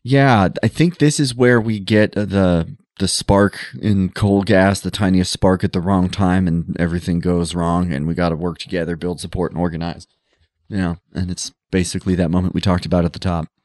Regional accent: Montana, United States; growing up in Montana

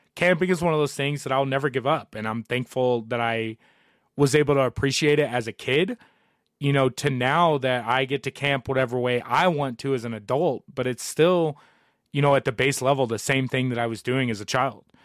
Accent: Southern Indiana, United States; moved away as an adult; now in Colorado, United States; growing up in Southern Indiana

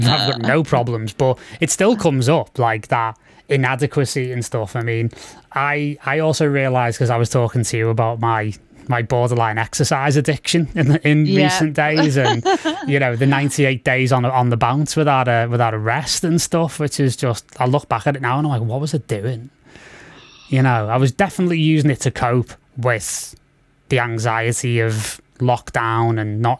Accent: Liverpool, North West England, United Kingdom; I'm from Liverpool

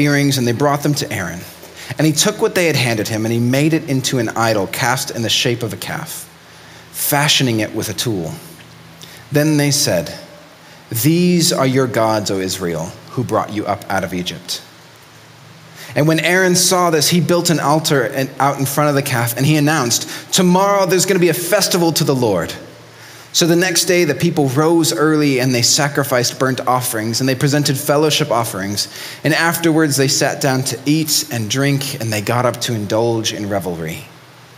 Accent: Mexico City, Mexico; moved away; I grew up in Mexico City

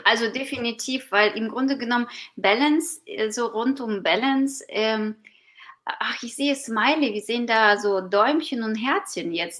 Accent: Ukraine; German is a second language; now in Germany; ich bin gebürtige Ukrainerin

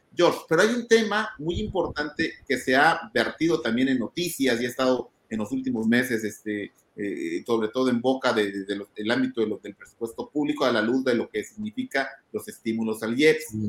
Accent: Mexico

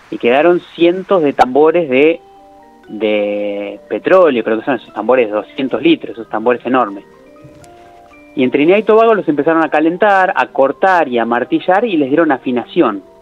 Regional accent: Córdoba, Argentina; born there; Para su sorpresa, yo nací en Córdoba, o sea, tengo el doble

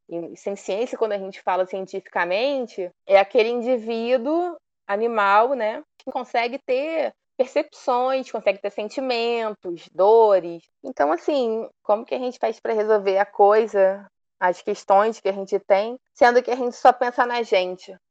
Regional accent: Volta Redonda, Rio de Janeiro, Brazil; Eu fui criada em Volta Redonda, interior do estado do Rio.

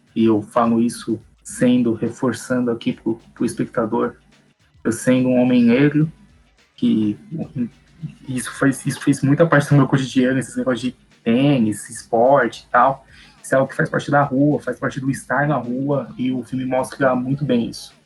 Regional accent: São Paulo, Brazil; São Paulo, de onde eu sou

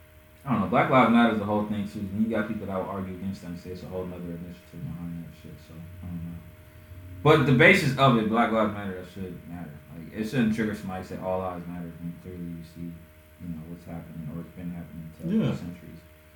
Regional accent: Chicago, Illinois, United States; We're from Chicago.

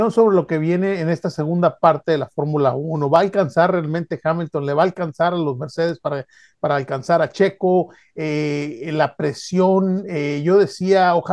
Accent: Mexico; pues como mexicano nos da gusto, ¿verdad?

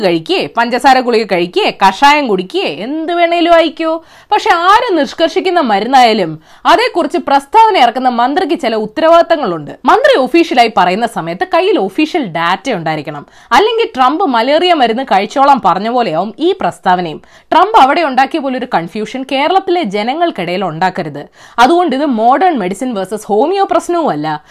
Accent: Malayali, Kerala, India; ഒരു മലയാളി എന്ന നിലയിലും ഒരു സ്ത്രീ എന്ന നിലയിലും

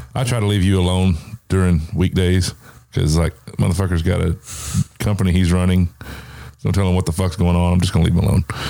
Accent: the South, United States; I grew up in the South

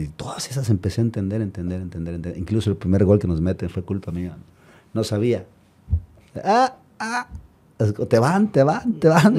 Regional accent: Mexico; somos los mexicanos, tenemos carácter

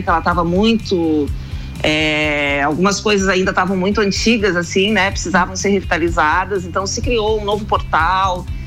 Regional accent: Porto Alegre, Rio Grande do Sul, Brazil; moved away as an adult; now in Florianópolis, Brazil; eu nasci em Porto Alegre, e eu, mas eu moro há muitos anos já 35 anos eu moro em Florianópolis

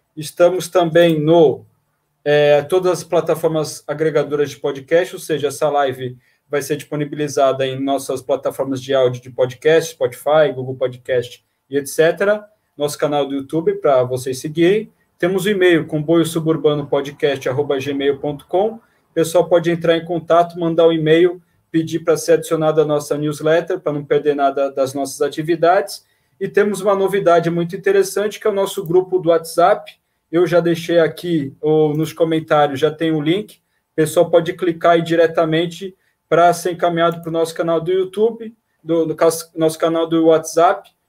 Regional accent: Baixada Santista, São Paulo, Brazil; lá da Baixada Santista, da minha terra

